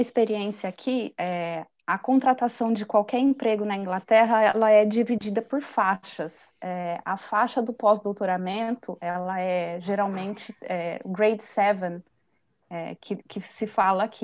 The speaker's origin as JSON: {"language": "Portuguese", "country": "Brazil", "moved": "as an adult", "said": "eu vim como brasileira."}